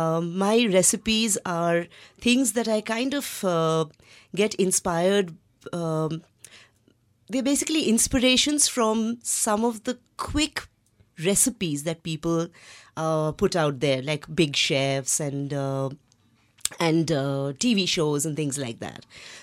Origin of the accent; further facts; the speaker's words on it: Tinsukia, Assam, India; also born or lived in Guwahati; But we were, at the time, we were living in a small city, small town, you can say, called Tinsukia in Assam. And post that, we moved around a lot within Assam